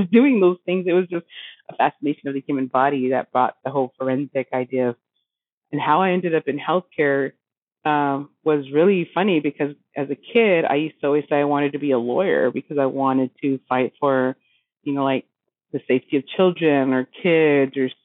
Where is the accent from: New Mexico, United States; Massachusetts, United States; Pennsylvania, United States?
New Mexico, United States; Roswell; I grew up around Roswell, New Mexico.